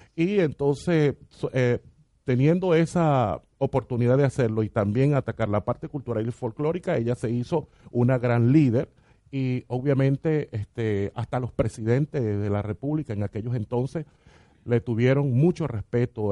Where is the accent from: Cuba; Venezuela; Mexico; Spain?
Venezuela; El Callao, Bolívar; now in Argentina; hago música de mi pueblo, del Callao